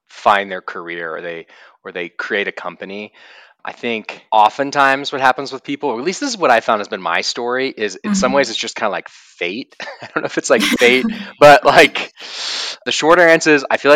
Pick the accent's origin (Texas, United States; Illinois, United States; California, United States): Texas, United States; Austin; now in Boulder, United States; I'm originally from Austin, Texas, but I live in Boulder, Colorado now